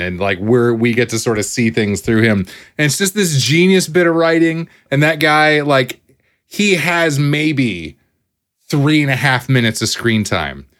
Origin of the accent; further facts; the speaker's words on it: United States; as an American